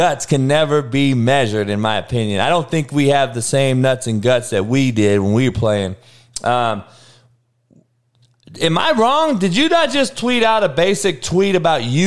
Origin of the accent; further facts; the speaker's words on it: Compton, California, United States; I'm from Compton, only white boy